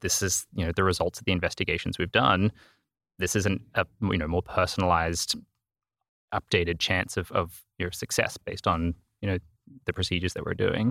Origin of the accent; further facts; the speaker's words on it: Australia; accent: Australian; moved away as an adult; also born or lived in Northern Virginia / Vermont; now in Miami, United States; I'm originally Australian, if you pick up an accent, that's where I'm from.